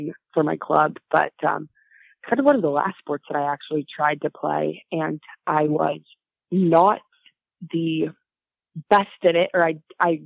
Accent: Pasadena, California, United States; I grew up in Pasadena, California, which is about 50 miles outside of Los Angeles

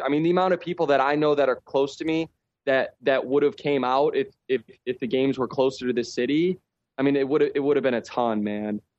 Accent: Chicago, Illinois, United States; moved away as an adult; now in Czech Republic; I grew up in Chicago

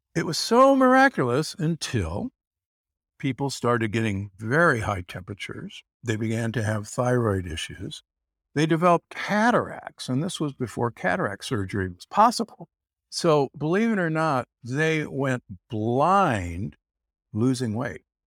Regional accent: Omaha, Nebraska, United States; I grew up in Omaha, Nebraska

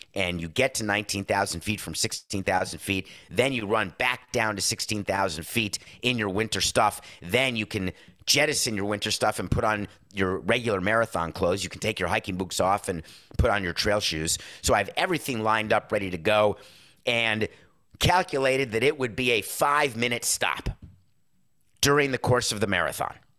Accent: New York, United States

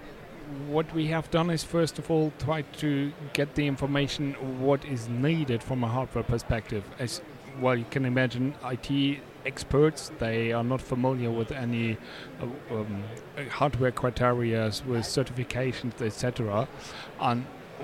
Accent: Germany; I'm from Germany

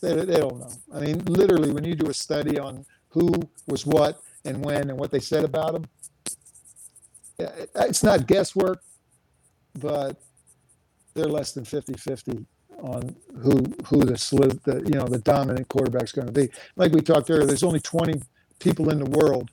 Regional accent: Philadelphia, Pennsylvania, United States; I ended up going to the Philadelphia Eagles, which is my hometown

